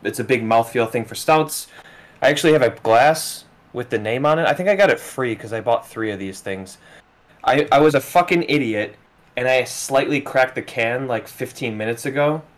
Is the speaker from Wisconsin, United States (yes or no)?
yes; Wisconsin, United States; …, …, we're both from Wisconsin.